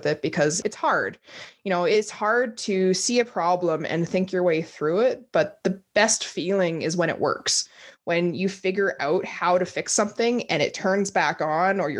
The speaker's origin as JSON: {"language": "English", "town": "Grande Prairie", "region": "Alberta", "country": "Canada", "tie": "born or raised there", "also_born_or_lived": "Whitehorse, Yukon", "said": "I was born up in Whitehorse, Yukon back in 1991, and I was raised in Grand Prairie."}